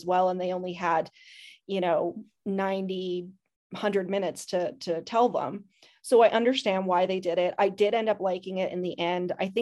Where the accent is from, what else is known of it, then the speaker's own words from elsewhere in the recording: Canada; I'm Canadian